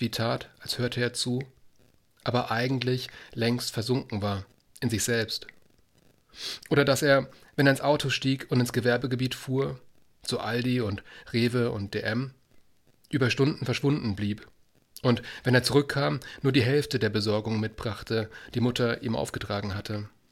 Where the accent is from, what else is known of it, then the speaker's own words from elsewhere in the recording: Baden-Württemberg, Germany; als, als ähm, Südbadener